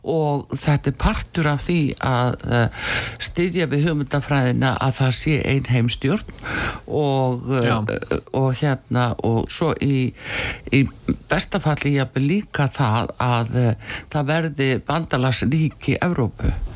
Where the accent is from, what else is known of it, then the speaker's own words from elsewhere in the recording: Iceland; við Íslendingar